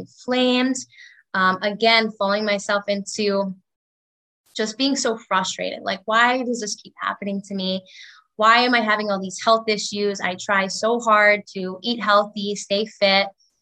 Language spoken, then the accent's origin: English; Long Island, New York, United States; I grew up in Long Island, New York